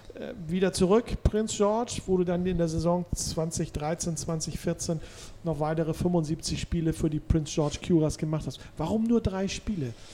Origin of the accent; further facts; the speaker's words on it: Hamburg, Germany; als Hamburger